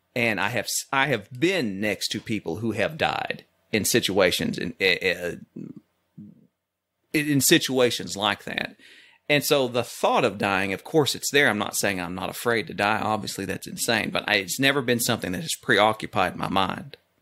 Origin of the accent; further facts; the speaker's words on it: Oklahoma, United States; Being Oklahoman